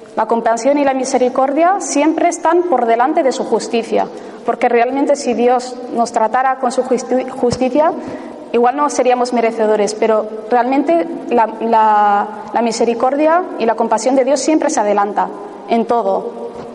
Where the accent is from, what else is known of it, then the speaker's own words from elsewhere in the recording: Ibar, Basque Country, Spain; mi pueblo, a Ibar